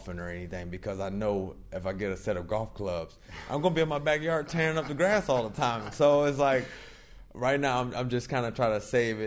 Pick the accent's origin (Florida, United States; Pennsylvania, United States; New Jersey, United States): Florida, United States; Daytona Beach; also born or lived in Louisiana; But when I was 6 months old, I moved to Daytona Beach, Florida. So I always say that I'm born and raised in Daytona Beach, Florida